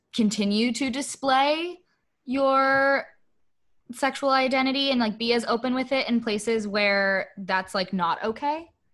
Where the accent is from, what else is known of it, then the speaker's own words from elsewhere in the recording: United States; being an American traveling somewhere else